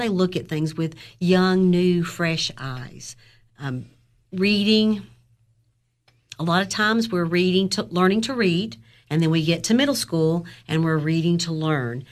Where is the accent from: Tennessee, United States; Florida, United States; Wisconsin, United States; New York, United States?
Tennessee, United States; Overton County; also born or lived in Clay County; I grew up in Overton County